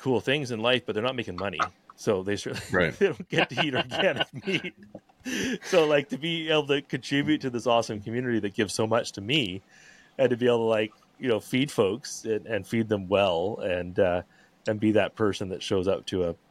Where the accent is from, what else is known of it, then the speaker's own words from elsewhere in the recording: Vancouver, British Columbia, Canada; moved away as an adult; now in Sunshine Coast, Canada; I'm from Vancouver originally, and we've sort of since moved up to the Sunshine Coast